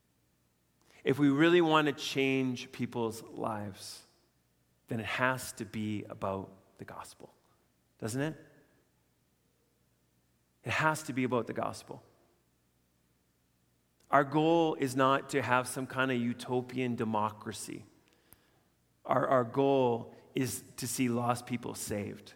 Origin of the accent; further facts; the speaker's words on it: Canada; as Canadian citizens